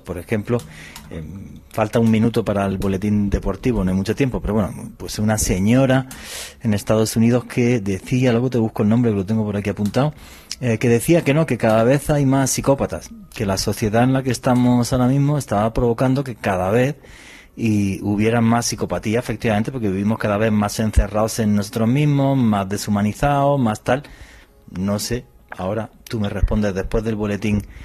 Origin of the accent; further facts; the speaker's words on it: southern Spain, Spain; donde yo soy, del sur de España, pues es normal que a ti de niño te llevaran a ver los toros